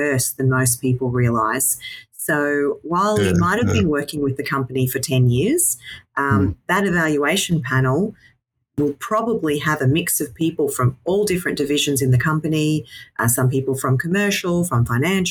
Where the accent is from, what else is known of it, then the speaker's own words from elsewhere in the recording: Toowoomba, Queensland, Australia; now in Brisbane, Australia; born and raised in Toowoomba and then came to Brisbane when I finished my degree